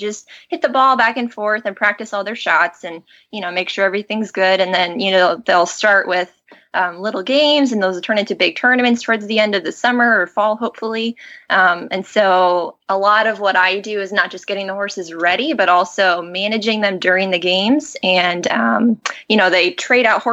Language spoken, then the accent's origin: English; Colorado, United States; born or raised there; moved away as an adult; also born or lived in Arizona; now in New Jersey, United States